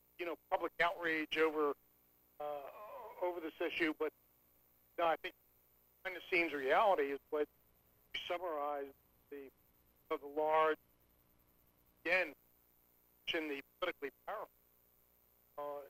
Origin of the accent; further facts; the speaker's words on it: Washington, United States; growing up in the Washington area